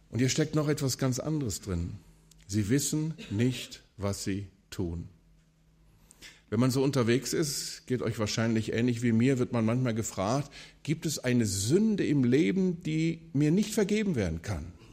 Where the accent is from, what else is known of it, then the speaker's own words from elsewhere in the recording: Wuppertal, North Rhine-Westphalia, Germany; 900-Seelendorf und in einem solchen Dorf ticken die Uhren natürlich anders als in der Großstadt Wuppertal, wo ich aufgewachsen bin.